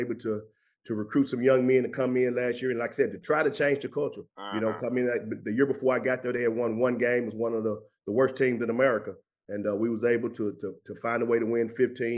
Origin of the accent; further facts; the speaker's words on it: Memphis, Tennessee, United States; now in Montgomery, United States; I'm from Memphis